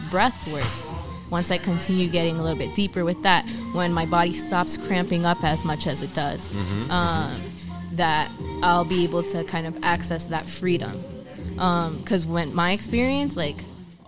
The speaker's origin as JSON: {"language": "English", "town": "Linden", "region": "New Jersey", "country": "United States", "tie": "born or raised there", "also_born_or_lived": "Elizabeth, New Jersey", "said": "I grew up in Tremley, and Tremley's were like the Bayway refineries behind us, Staten Island's behind us, the Turnpike"}